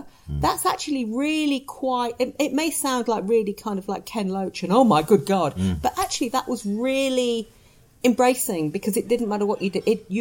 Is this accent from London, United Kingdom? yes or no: no; Leicester, East Midlands, United Kingdom; I'm from Leicester. I'm working class. I have no O-levels. I have no money. My parents aren't double-barreled. My dad's a brickie, and my mum has a stall selling crap on Leicester Market